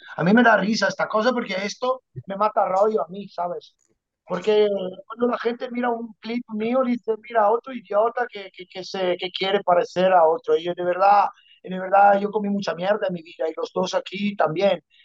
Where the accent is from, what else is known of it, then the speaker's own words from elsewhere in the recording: Padua, Veneto, Italy; Spanish is a second language; moved away as an adult; also born or lived in Ibiza; Yo, yo me crié en las gradas del Padua porque yo soy, de, soy de Padua